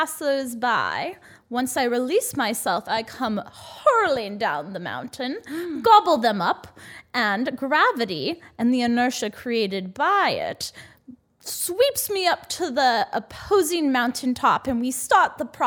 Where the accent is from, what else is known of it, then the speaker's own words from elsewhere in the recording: Colorado, United States; So I am also from Colorado.